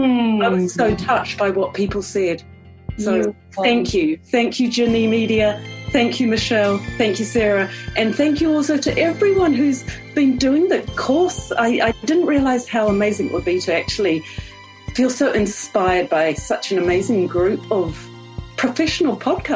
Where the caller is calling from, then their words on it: New Zealand; I'm calling in from New Zealand. I just cannot believe this, but 10 weeks ago, I live on an orchard. I'm in a rural area of New Zealand